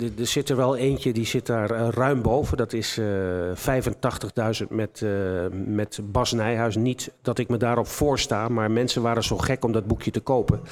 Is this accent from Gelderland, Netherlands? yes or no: no; Enschede, Overijssel, Netherlands; Ik kom uit Enschede. Ik ben altijd een trots in Enschede gebleven.